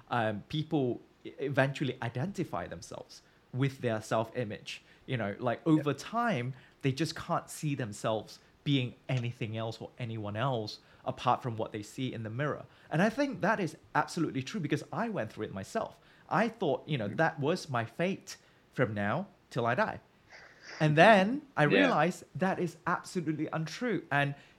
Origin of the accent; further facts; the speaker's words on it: Malaysia; growing up in Malaysia